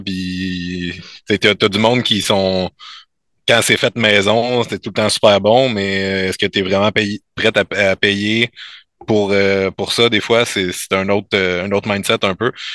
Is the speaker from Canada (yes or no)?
yes; L'Assomption, Quebec, Canada; also born or lived in Saint-Jérôme; Je viens de je viens de l'Assomption, mais j'étais allé au Cégep à Saint-Jérôme